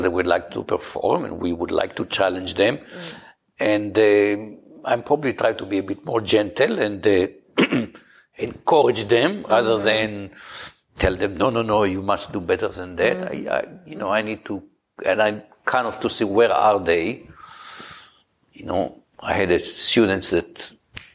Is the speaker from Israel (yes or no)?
yes; Israel; moved away; I grew up in Israel, which is a very, very direct culture.